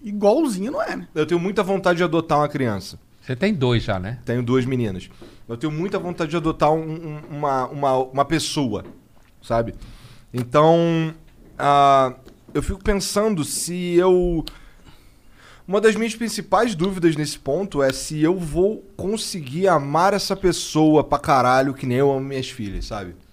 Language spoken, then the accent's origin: Portuguese; Rio de Janeiro, Brazil; Eu, sou, eu sou carioca.